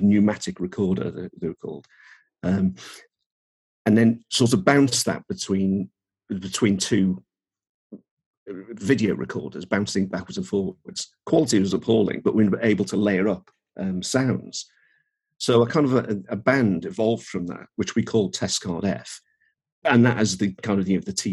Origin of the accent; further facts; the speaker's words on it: Birkenhead, North West England, United Kingdom; moved away as an adult; also born or lived in Norwich; I was brought up in Birkenhead, which is near Liverpool